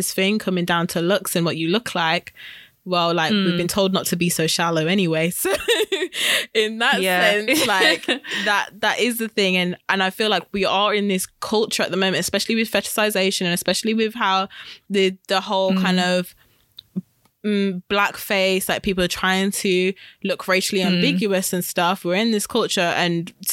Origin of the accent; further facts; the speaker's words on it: United Kingdom; growing up Black British, we are very much in proximity of British culture because we're British